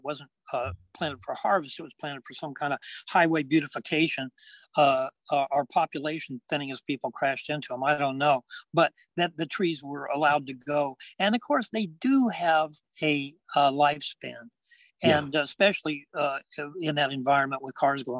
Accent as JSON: {"language": "English", "area": "hometown about 20 miles from Visalia", "region": "California", "country": "United States", "tie": "born or raised there", "said": "I commuted from my hometown to College of Sequoias in Visalia, and it was like 20-mile drive"}